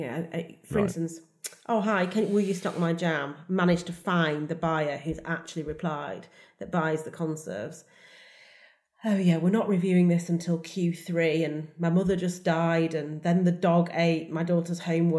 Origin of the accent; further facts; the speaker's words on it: United Kingdom; And I'm all about being British, all about what we can grow here and the very much the best of British.